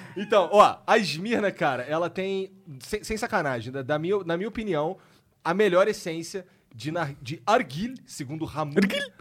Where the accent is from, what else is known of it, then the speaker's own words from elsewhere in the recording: Rio de Janeiro, Brazil; eu sou carioca